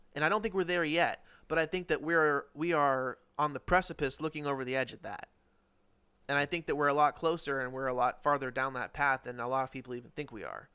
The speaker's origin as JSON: {"language": "English", "country": "United States"}